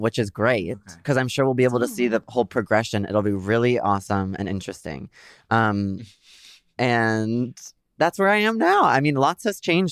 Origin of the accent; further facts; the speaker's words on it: San Diego, California, United States; moved away as an adult; also born or lived in New York; I'm back at home living with my parents in San Diego. I'm a Californian once again.